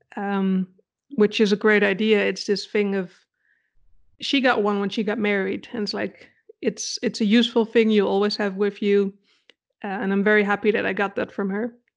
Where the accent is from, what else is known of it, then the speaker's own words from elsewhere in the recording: Netherlands; English is a second language; moved away as an adult; also born or lived in Denmark; now in Germany; technically I'm from the Netherlands